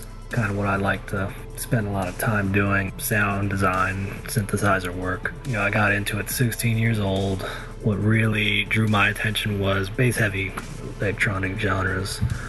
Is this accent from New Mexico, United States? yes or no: no; Alabama, United States; I am from Alabama.